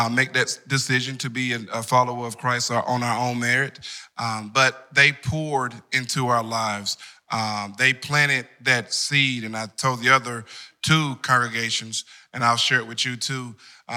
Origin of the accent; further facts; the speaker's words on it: Wendell, North Carolina, United States; the amazing large town of Wendell